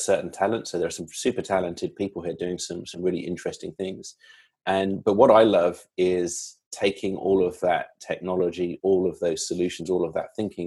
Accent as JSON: {"language": "English", "region": "London", "country": "United Kingdom", "tie": "born or raised there", "also_born_or_lived": "Silicon Valley, United States", "moved": "as an adult", "lives_now": "United States", "said": "London born and bred. And I've been in the States for about 6 years"}